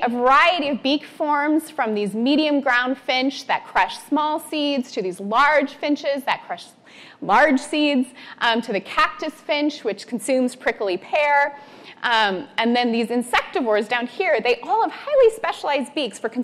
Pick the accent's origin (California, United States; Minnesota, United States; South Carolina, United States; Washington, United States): California, United States; Northern; I grew up in Northern California, going to the beach, playing in the intertidal